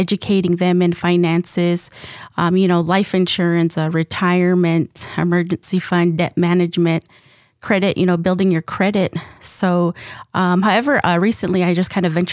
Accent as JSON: {"language": "English", "area": "Moenkopi", "region": "Arizona", "country": "United States", "said": "I'm from Mongkopi"}